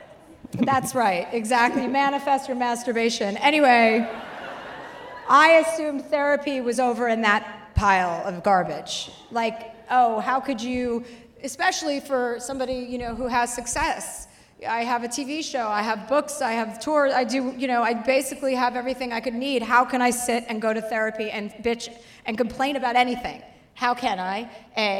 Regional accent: New Jersey, United States; now in Los Angeles, United States; I live in LA and I'm from New Jersey

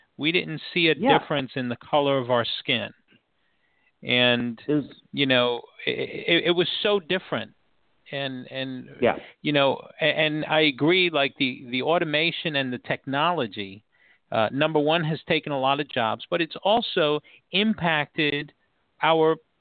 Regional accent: New York City, New York, United States; I grew up in Washington Heights in New York City

